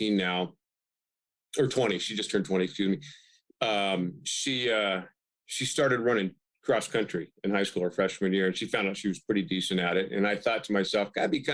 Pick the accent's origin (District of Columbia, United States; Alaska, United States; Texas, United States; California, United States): California, United States; Bakersfield; moved away as an adult; now in Humboldt County, United States; my hometown in Bakersfield, I spent about 8 years coaching high school basketball before I moved up here